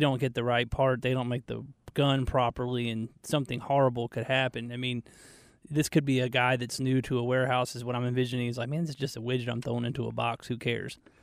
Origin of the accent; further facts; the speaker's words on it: Marietta, Georgia, United States; back in Marietta. That's where I grew up.